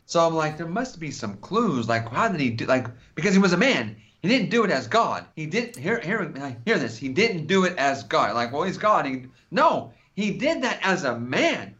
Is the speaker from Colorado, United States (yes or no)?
no; California, United States; I'm from California